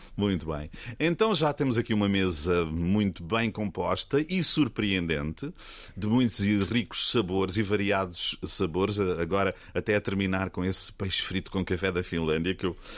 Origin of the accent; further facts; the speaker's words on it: Costa Vicentina, Algarve, Portugal; also born or lived in Lagos; eu nasci em Lagos, mas só nasci lá também fui-me logo embora a correr para Algesur, Costa Vicentina